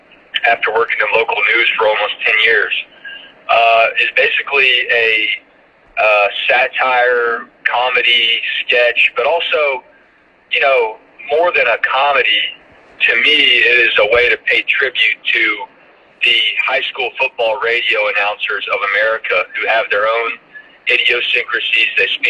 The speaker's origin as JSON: {"language": "English", "town": "Gwinnett County", "region": "Georgia", "country": "United States", "tie": "born or raised there", "also_born_or_lived": "Savannah", "said": "I'm from Gwinnett County, all right? I was born in Savannah, so I can speak with a Savannah drawl in my sleep. But I grew up in Gwinnett County, and that is like a melting pot of not only the South, but of the country, okay?"}